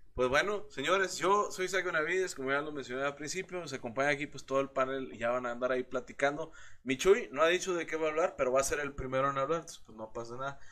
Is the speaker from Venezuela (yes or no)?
no; Mexico; como mexicano